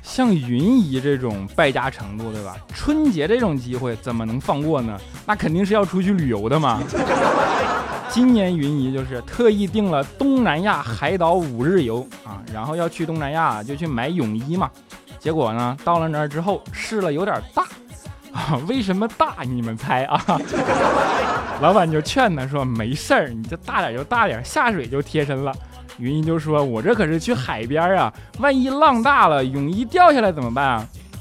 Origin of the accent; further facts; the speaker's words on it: Northeast China, China; now in Shanghai, China; 作为一个东北人啊